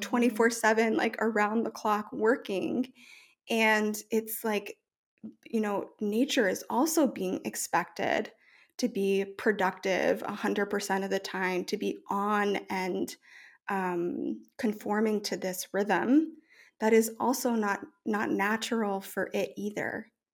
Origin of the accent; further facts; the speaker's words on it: New Orleans, Louisiana, United States; moved away as an adult; also born or lived in New York; I grew up in New Orleans